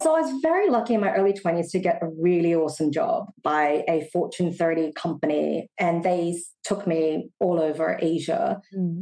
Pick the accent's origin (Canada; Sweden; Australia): Australia; Sydney, New South Wales; moved away as an adult; also born or lived in Singapore; now in Shanghai, China; I was born and raised in Australia.